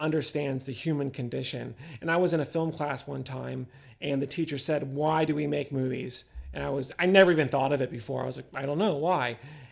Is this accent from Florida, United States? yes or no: yes; Orlando, Florida, United States; moved away; I'm from Orlando originally, and near there, Central Florida.